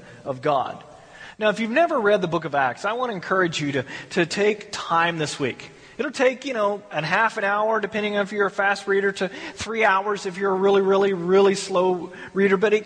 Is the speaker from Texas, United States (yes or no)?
yes; Texas, United States; moved away; I grew up in Texas where we had big storms